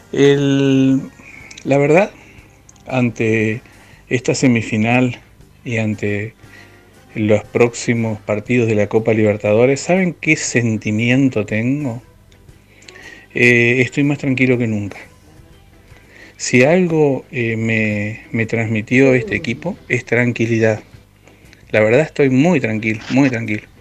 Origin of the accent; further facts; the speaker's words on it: Viedma, Río Negro, Argentina; soy de Viedma, Río Negro